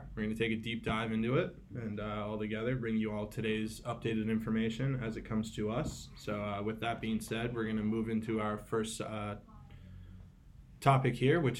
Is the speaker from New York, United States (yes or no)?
yes; Southampton, New York, United States; I'm from Southampton, New York, which is way out on the east end of Long Island.